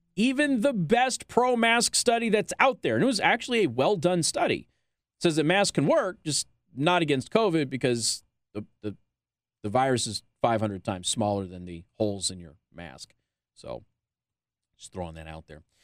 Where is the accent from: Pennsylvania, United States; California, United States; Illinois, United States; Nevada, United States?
Nevada, United States; Las Vegas; now in Michiana, United States; I'm from Las Vegas